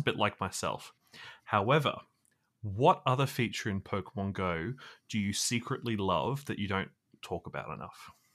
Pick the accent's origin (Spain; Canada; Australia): Australia; as an Australian